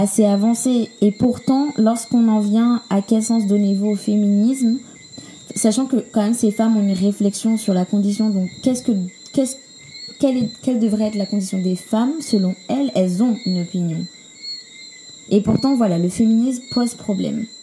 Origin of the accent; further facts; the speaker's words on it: Guadeloupe; chez nous, en Guadeloupe